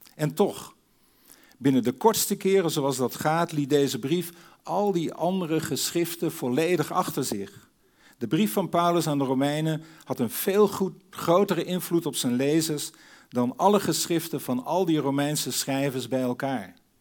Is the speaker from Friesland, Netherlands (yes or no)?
yes; Sneek, Friesland, Netherlands; Ik groeide op in Sneek in Friesland tussen de meren.